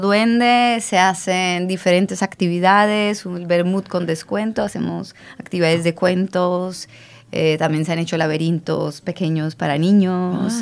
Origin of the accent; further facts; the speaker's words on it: Colombia; now in Barcelona, Spain; yo soy colombiana